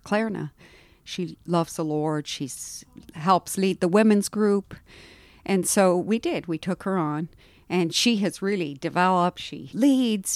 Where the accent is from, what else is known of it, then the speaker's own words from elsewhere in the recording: India; moved away; also born or lived in Haiti; I was born in India and grew up in India